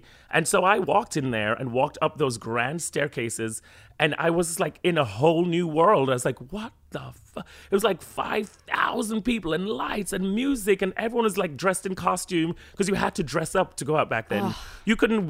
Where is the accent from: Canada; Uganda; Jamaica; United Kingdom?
Jamaica; now in New York City, United States; growing up in Jamaica and then moving here and then speaking British English sometimes in Jamaica and then Jamaican English, obviously, with my friends and in school, and then moving here and then I was like, okay, no one's understanding what I'm saying, so I had to then speak American.